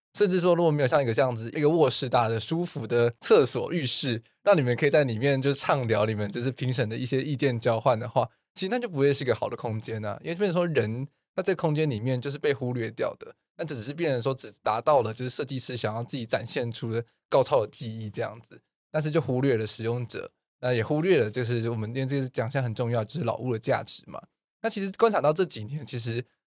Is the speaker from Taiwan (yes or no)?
yes; Taiwan; 我们台湾人